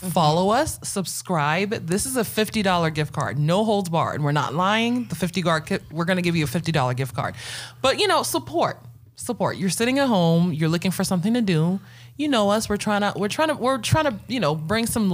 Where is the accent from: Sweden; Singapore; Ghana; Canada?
Ghana; now in Atlanta, United States; I was an immigrant alien. I'm Ghanaian